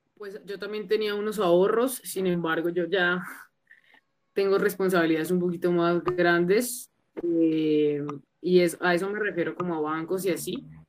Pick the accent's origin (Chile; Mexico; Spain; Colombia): Colombia; La Calera, Cundinamarca; also born or lived in Bogotá; yo soy una cantautora emergente de la ciudad de Bogotá, pero, pero vengo como de afueritas de Bogotá, en un pueblito que se llama La Calera